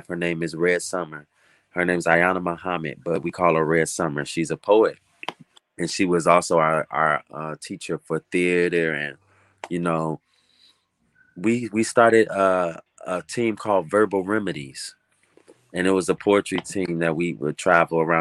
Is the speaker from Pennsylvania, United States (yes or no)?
no; Chicago, Illinois, United States; also born or lived in Hahn, Germany; Chicago is home for me. I'm an Air Force brat. So I was born over in Hahn, Germany, but I only spent a few years there. And so, you know, still a toddler, I'm talking, moving to Chicago